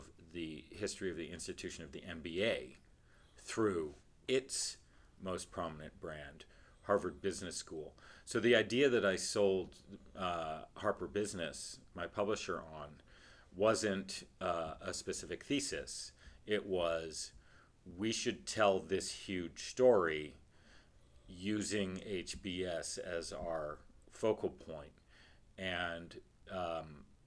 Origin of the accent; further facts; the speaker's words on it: Canada; moved away; I'm Canadian.